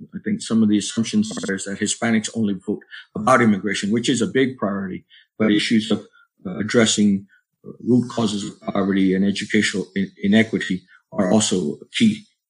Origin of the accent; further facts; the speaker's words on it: New Jersey, United States; I'm a Jersey Rican. I was born in New Jersey of Puerto Rican parents.